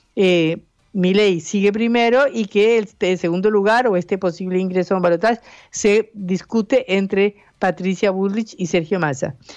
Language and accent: Spanish; Colombia; moved away as an adult; now in Argentina; yo soy colombiana